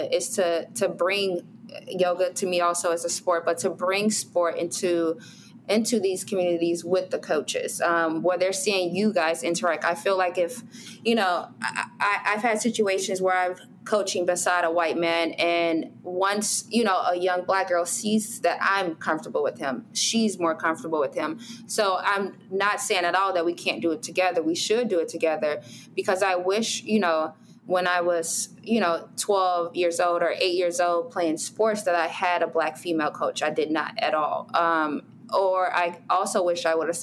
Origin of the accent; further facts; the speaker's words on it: Chicago, Illinois, United States; I grew up on 61st in St. Lawrence or 63rd in, you know, King Drive.